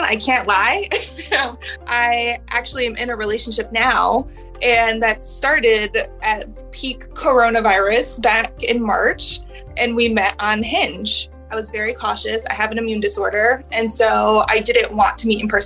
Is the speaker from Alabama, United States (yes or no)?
no; Minneapolis, Minnesota, United States; moved away as an adult; also born or lived in San Francisco; I grew up in Minneapolis, and then I moved out to San Francisco for a job back in 2009